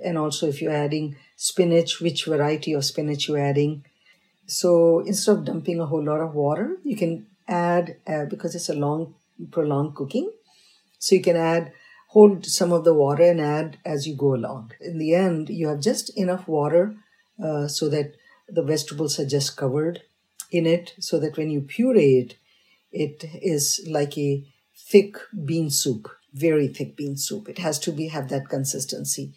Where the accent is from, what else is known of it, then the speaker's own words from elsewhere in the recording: North India, India; moved away; I was raised in North, but I have a parental heritage of South.